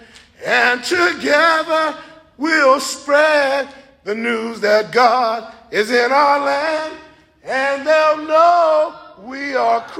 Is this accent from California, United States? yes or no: yes; Los Angeles, California, United States; I'm from Watts, California